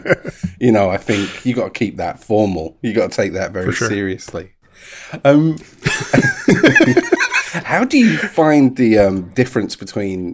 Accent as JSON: {"language": "English", "region": "England", "country": "United Kingdom", "said": "I'm English."}